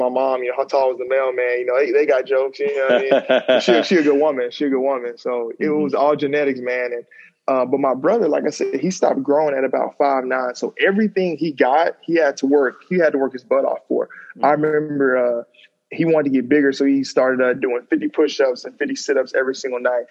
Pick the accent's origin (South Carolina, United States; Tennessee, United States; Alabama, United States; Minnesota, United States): Alabama, United States; Madison; also born or lived in Huntsville, Alabama; So growing up in Alabama, you know, small town, Madison. Usually I just tell people I'm from Huntsville